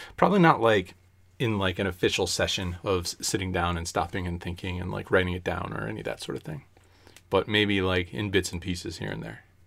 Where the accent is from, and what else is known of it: United States